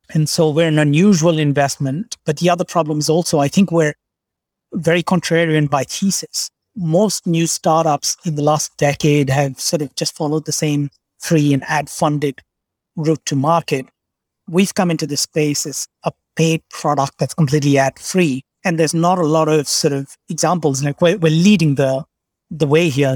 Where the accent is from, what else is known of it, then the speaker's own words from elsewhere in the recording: Kolkata, West Bengal, India; state of West Bengal. I grew up in Calcutta.